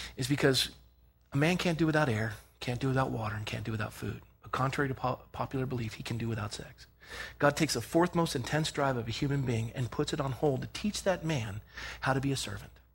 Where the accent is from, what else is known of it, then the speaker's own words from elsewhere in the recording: Scotland, United Kingdom; I'm Scottish